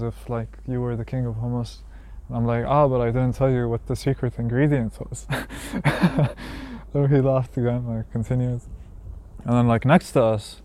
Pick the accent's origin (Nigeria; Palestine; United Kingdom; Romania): Palestine; I'm from Palestine.